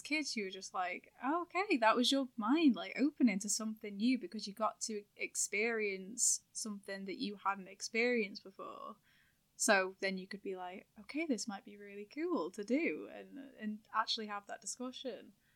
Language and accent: English; town between Manchester and Liverpool, North West England, United Kingdom; accent: hybrid Manc/Scouse, sounds more Liverpool; moved away as an adult; now in Manchester, United Kingdom; I'm from a town that's, like, in the middle of those two